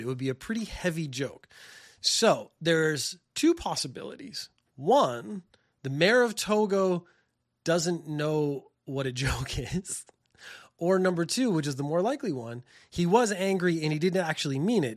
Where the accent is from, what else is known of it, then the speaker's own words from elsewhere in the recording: Canada; now in Japan; I'm from Canada